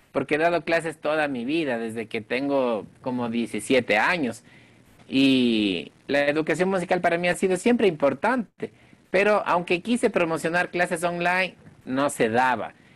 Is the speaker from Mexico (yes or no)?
no; Quito, Pichincha, Ecuador; soy el único quiteño dentro de esta producción lojana